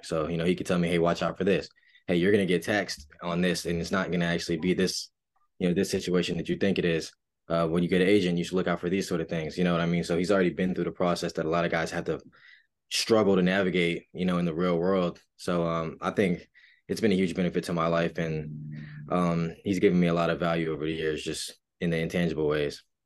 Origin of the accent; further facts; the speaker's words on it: Raleigh, North Carolina, United States; I'm from Raleigh, North Carolina, born and raised